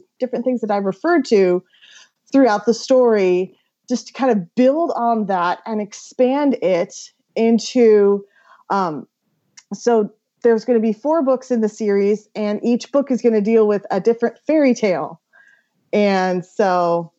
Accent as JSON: {"language": "English", "region": "Pacific Northwest", "country": "United States", "said": "I'm from the Pacific Northwest"}